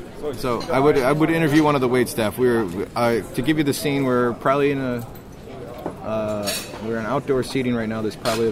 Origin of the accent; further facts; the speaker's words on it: Chicago, Illinois, United States; That's how we say it in Chicago.